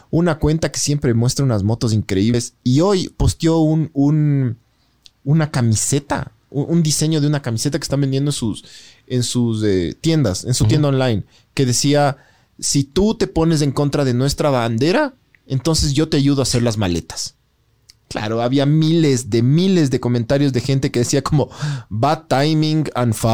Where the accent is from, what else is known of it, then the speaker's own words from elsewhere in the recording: Ecuador; soy ecuatoriano, sí, me siento orgulloso de ser ecuatoriano. Sí, por ciertas cosas, sobre todo por la naturaleza y por algunas cosas, eh, por, por, haber nacido en este lugar tan loco que es la mitad del mundo donde tienes todo alrededor.